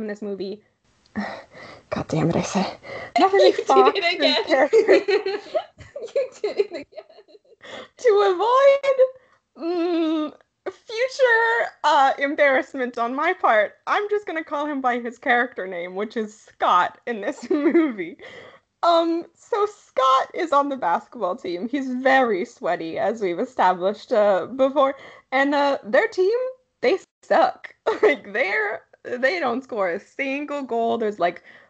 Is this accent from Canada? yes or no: yes; Canada; we are from Canada, and I don't know if it's just, you know, the particular region we're from. But sports, like, high school sports is not really much of a thing where we're from.